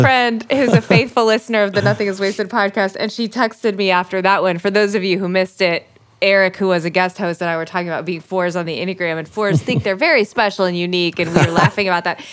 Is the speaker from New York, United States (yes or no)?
no; Oklahoma, United States; I'm from Oklahoma. Like my whole family's from Texas